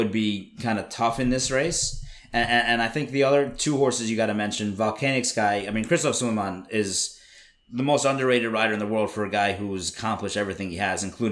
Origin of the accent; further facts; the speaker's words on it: United States; as an American